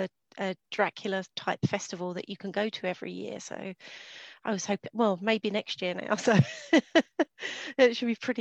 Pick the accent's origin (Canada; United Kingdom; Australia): United Kingdom; England; As I'm English